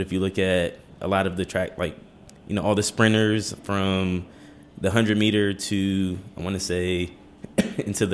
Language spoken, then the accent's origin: English; Washington, District of Columbia, United States; Born and raised in Petworth on Webster Street.